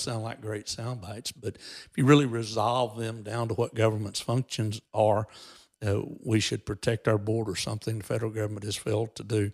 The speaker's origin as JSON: {"language": "English", "region": "Texas", "country": "United States", "said": "we as American citizens and as Texans"}